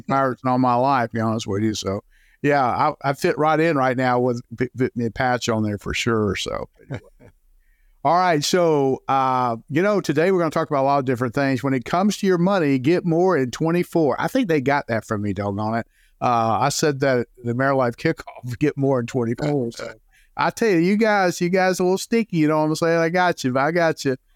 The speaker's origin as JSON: {"language": "English", "town": "Jacksonville", "region": "Florida", "country": "United States", "tie": "born or raised there", "lives_now": "Saint Augustine, United States", "said": "born and raised in Jacksonville, Florida"}